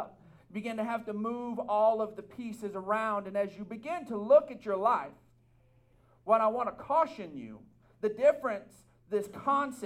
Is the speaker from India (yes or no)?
no; Texas, United States; Us as Texans, we recognize and we have an identity as Texans